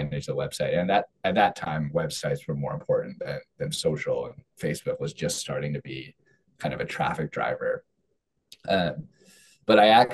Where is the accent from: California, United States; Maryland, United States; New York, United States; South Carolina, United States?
California, United States; I'm from California